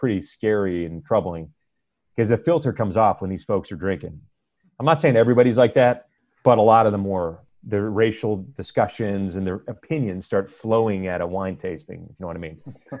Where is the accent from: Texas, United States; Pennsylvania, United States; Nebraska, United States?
Pennsylvania, United States; near Pittsburgh; also born or lived in Puerto Rico; now in Miami, United States; I grew up near Pittsburgh and like you're a Yankee to them.